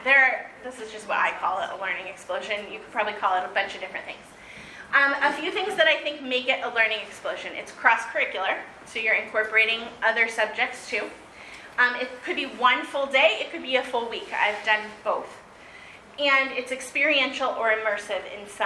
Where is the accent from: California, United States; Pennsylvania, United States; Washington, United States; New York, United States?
California, United States; I grew up in California, and we did, in fourth grade state history, Gold Rush, we did a simulation where we had to stake our claims